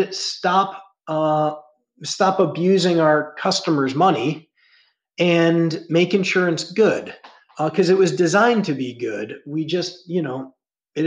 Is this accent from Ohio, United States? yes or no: yes; Ohio, United States; I grew up in the Midwest in Ohio